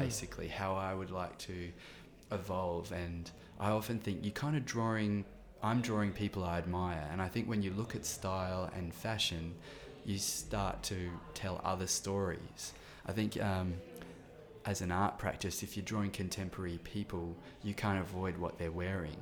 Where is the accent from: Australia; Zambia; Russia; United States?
Australia; countryside near Adelaide, South Australia; moved away as an adult; also born or lived in Melbourne; before Adelaide, I lived on the farm in the countryside